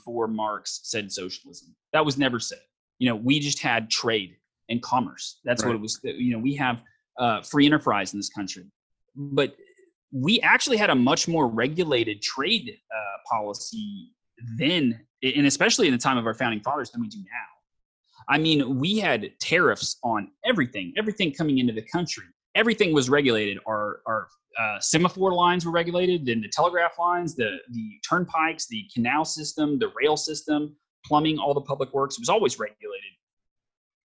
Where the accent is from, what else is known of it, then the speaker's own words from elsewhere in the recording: the South, United States; I'm from the South